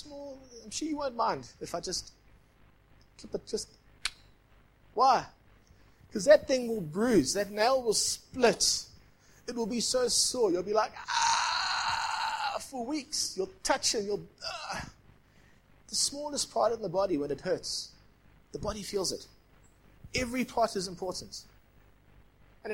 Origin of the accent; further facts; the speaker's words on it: Durban, KwaZulu-Natal, South Africa; now in Johannesburg, South Africa; I grew up in Point Road, Durban.